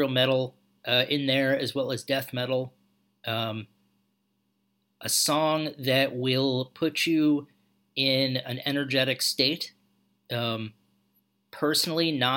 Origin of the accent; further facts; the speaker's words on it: New York, United States; moved away as an adult; also born or lived in Macau; since I grew up in New York